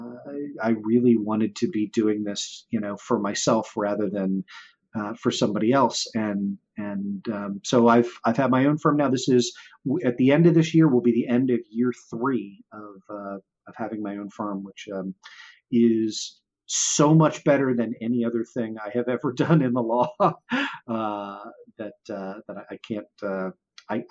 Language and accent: English; Baltimore, Maryland, United States; also born or lived in Washington, D.C.; I grew up in Baltimore and I knew I wanted to like relocate back to Baltimore